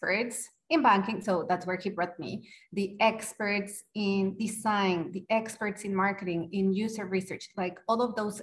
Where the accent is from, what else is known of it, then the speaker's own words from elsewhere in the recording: Mexico; moved away as an adult; also born or lived in United Kingdom; now in Malaysia; I'm originally from Mexico, but I lived in different parts of the world